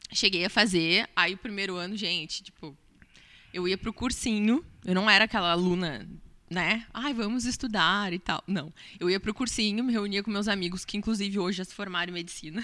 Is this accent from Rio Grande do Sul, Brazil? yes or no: yes; Pelotas, Rio Grande do Sul, Brazil; eu sou nascida e criada em Pelotas, sou cria daqui